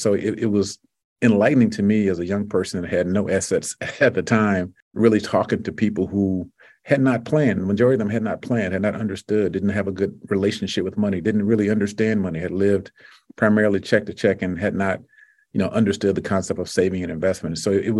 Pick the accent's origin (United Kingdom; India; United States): United States; Deep South; You know, I'm from the Deep South, which means you can cut grass for 11 months out of the year.